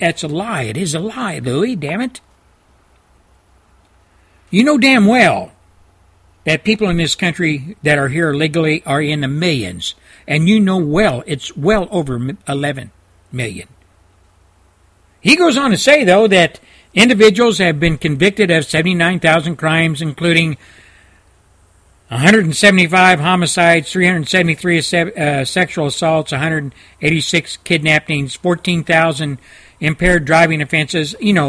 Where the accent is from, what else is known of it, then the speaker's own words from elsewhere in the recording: Texas, United States; he's from my home state of Texas.